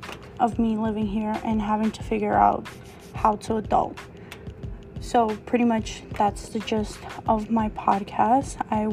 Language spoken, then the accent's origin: English; New York City, New York, United States; moved away as an adult; now in New Jersey, United States; I am a Latina from Queens, New York, who just recently moved to New Jersey. And let me tell you, what a year of me living here and having to figure out how to adult.